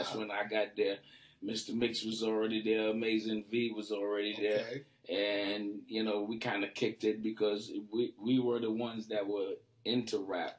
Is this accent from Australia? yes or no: no; Trinidad & Tobago; moved away; also born or lived in Brooklyn, New York, United States / California, United States; I was born in Trinidad.